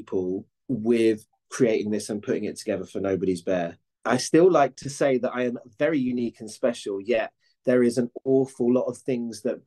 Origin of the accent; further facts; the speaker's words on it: Cambridge, East of England, United Kingdom; now in London, United Kingdom; I grew up in Cambridge